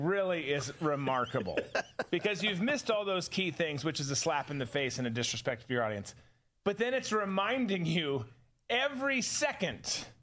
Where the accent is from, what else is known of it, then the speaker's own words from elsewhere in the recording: Rochester, Minnesota, United States; my teachers growing up in Rochester, Minnesota.